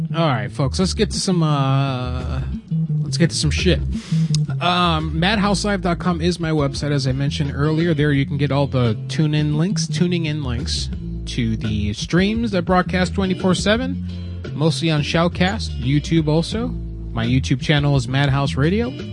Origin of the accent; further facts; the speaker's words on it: Florida, United States; moved away as an adult; I was born and raised in Florida, and I lived there up until seven years ago